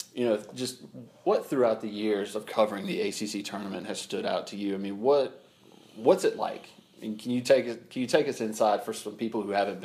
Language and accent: English; Charlotte, North Carolina, United States; I grew up in Charlotte in the 90s